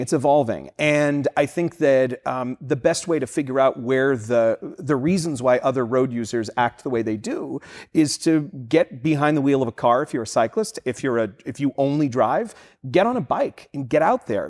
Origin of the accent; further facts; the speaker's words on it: Boston, Massachusetts, United States; moved away; I'm from the Boston area and did a lot of commuting in the city